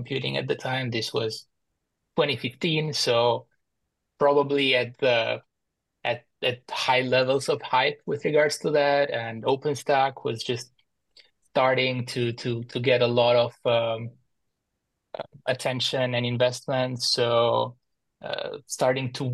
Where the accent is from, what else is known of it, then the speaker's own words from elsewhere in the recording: Albania; moved away as an adult; also born or lived in Boston, United States; now in Washington, DC, United States; I was born and raised in Albania. In 2014, I moved to the US for grad school to study computer science